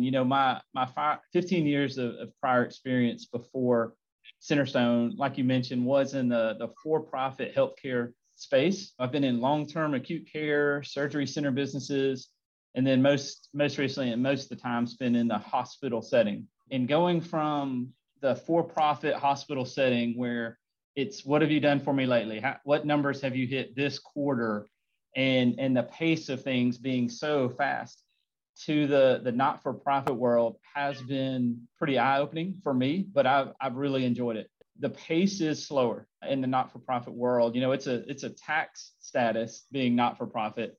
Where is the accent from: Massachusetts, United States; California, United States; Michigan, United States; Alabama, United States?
Alabama, United States; Montgomery; I grew up in Montgomery, Alabama